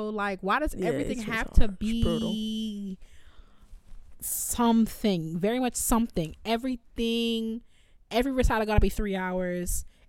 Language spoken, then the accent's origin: English; Chicago, Illinois, United States; moved away as an adult; also born or lived in Normal, Illinois / Rochester, New York; I'm from Chicago. I lived in Chicago 18 years. And then I lived in a place where it still snowed. It snowed in Normal, Illinois. We were only 2 hours south of Chicago. So I lived in snow 23 years of my life. 3 years in Rochester